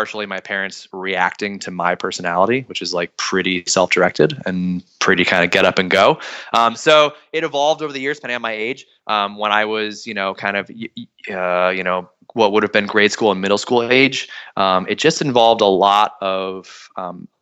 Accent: Hudson Valley, New York, United States; I grew up in the Hudson Valley of New York, which is just a couple hours north of New York City

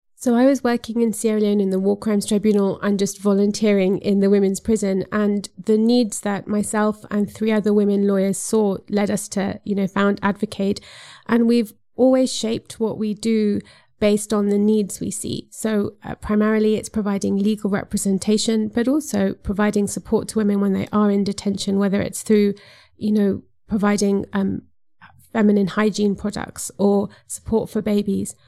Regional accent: Zambia; I come from Zambia, which is a s, a self-declared Christian country

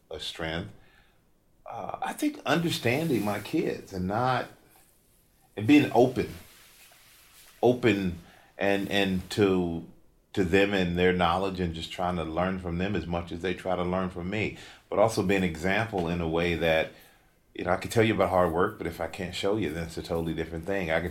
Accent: Germany; I grew up in Germany.

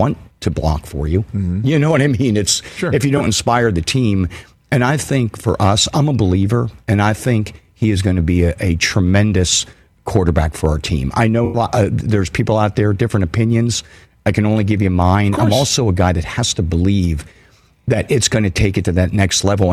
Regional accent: Pittsburgh, Pennsylvania, United States; As a diehard growing up in Pittsburgh, diehard, smash-mouth Pittsburgh Steeler football fan

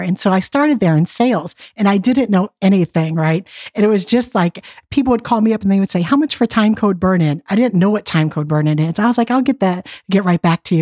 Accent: Detroit, Michigan, United States; I grew up in Detroit, and my father was laid off from the plants

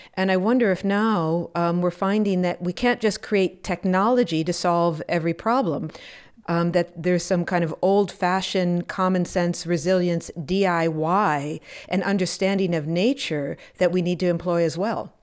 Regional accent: Wisconsin, United States; I grew up in Wisconsin and in the seventies and the early eighties.

